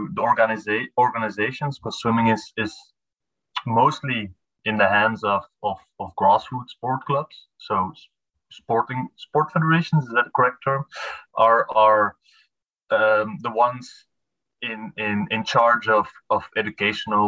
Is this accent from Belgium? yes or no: yes; Belgium; I'm from Belgium, so it's quite getting late here.